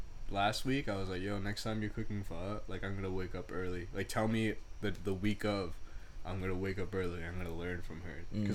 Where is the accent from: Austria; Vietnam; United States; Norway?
Vietnam; I'm from Vietnam, not China or Japan, bitch.